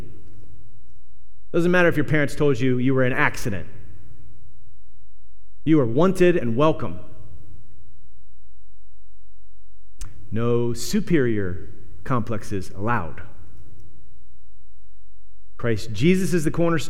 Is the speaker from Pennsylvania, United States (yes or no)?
yes; Punxsutawney, Pennsylvania, United States; moved away; I came from Punxsutawney, so, you know, it's like 9,000 and, you know, one main street through town